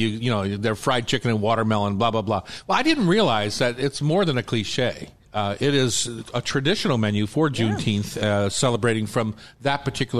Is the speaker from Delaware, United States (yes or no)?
yes; Newark, Delaware, United States; where I grew up in Newark, Delaware, you had the black neighborhood or you had the white neighborhood